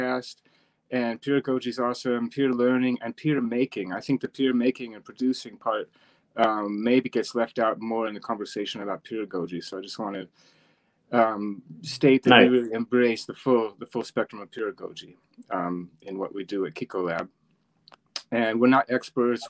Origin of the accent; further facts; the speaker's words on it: New York City, New York, United States; moved away as an adult; now in Zurich, Switzerland; I'm also American, from New York City mostly, been here 10 years in Switzerland